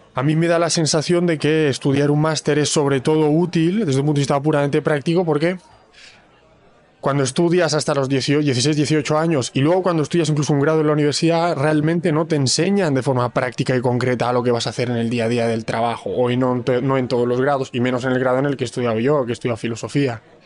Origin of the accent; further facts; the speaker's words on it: Palma, Balearic Islands, Spain; also born or lived in Bologna, Italy; now in Barcelona, Spain; Nací en Palma de Mallorca